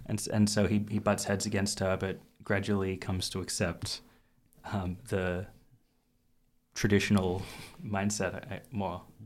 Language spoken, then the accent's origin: English; Australia; as an Australian